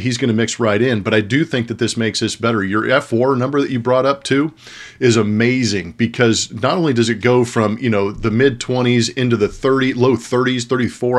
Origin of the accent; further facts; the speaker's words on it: California, United States; growing up in California